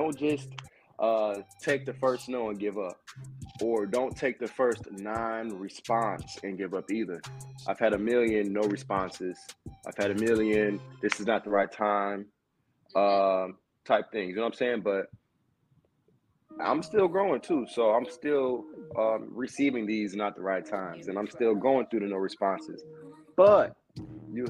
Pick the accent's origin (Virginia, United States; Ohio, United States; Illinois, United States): Illinois, United States; Joliet; I'm from Joliet and I'm from the suburbs